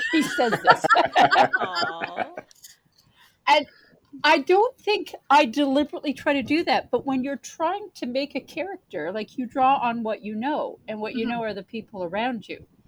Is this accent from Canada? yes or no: yes; Brockville, Ontario, Canada; moved away as an adult; also born or lived in Winnipeg / Toronto; I grew up in Brockville